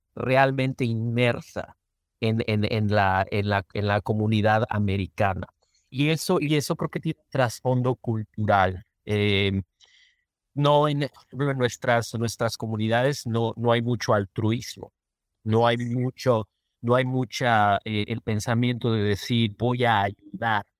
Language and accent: Spanish; Mexico; moved away as an adult; now in Minnesota, United States; yo como mexicano